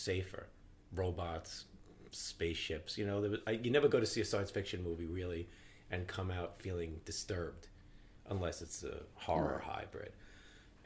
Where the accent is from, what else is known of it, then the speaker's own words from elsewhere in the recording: New York City, New York, United States; as a kid growing up in Brooklyn and Staten Island